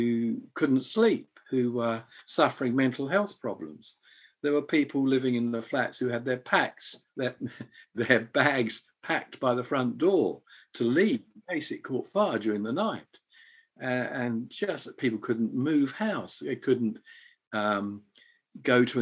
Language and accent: English; England, United Kingdom; moved away as an adult; now in Edinburgh, United Kingdom; as an Englishman